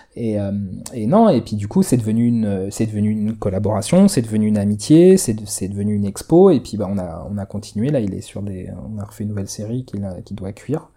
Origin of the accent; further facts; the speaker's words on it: Palaiseau, Île-de-France, France; chez moi à Palaiso